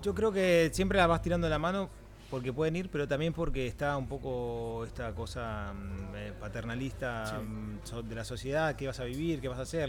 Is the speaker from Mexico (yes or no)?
no; Mar del Plata, Buenos Aires Province, Argentina; now in Barcelona, Spain; los que somos de Mardel o de interior